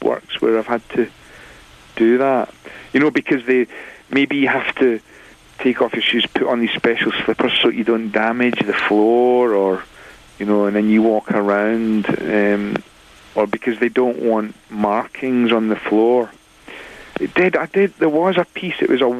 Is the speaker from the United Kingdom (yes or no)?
yes; Glasgow, Scotland, United Kingdom; also born or lived in Wakefield; I was born in Wakefield, but my parents moved to Glasgow in Scotland when I was 3, so I grew up in Glasgow